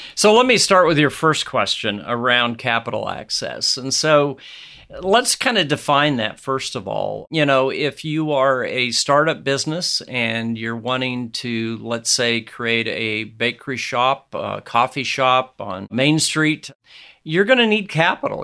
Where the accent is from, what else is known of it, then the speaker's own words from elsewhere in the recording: Nebraska, United States; my home state of Nebraska